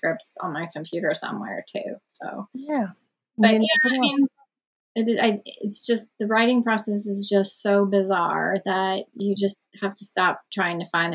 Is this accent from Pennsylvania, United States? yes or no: yes; Wilkes-Barre, Pennsylvania, United States; my hometown, which is Wilkes-Barre, Pennsylvania.